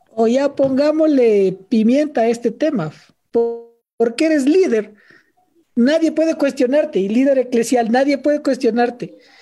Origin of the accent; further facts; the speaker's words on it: Quito, Pichincha, Ecuador; siendo un andino quiteño